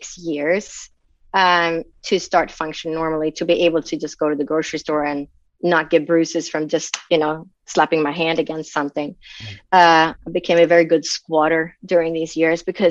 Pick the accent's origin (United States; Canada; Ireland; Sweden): Sweden; moved away; I grew up in Sweden. So in Sweden, back in when I was born, everybody was a Lutheran automatically